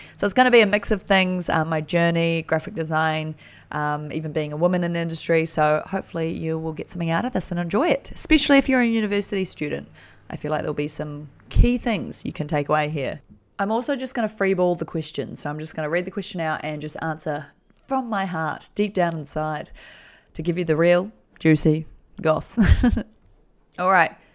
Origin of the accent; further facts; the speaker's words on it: New Zealand; I'm from New Zealand